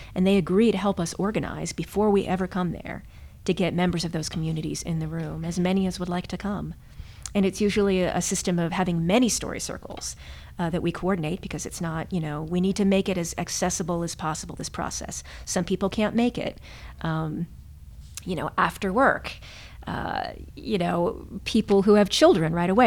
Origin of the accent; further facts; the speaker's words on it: Morgantown, West Virginia, United States; moved away as an adult; also born or lived in Amherst, Massachusetts; I was born and raised in Morgantown, West Virginia, another college town